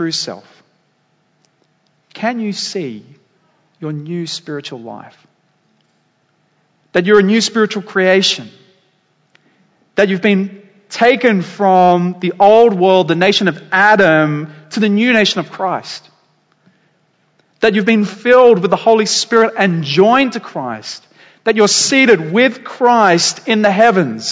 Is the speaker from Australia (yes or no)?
yes; Dapto, New South Wales, Australia; now in Waitara, Australia; the town I grew up in Dapto.